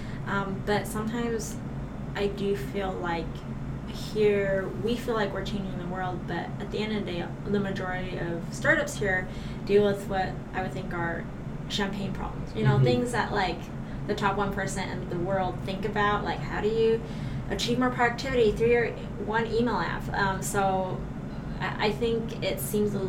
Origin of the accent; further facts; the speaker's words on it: Hong Kong; moved away as an adult; also born or lived in Shanghai; now in San Francisco, United States; I grew up in Hong Kong, I've lived in Shanghai